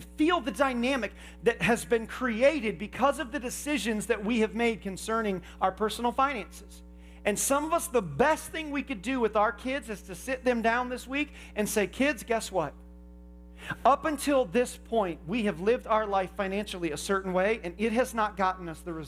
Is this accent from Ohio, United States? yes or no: no; Indiana, United States; I grew up in Indiana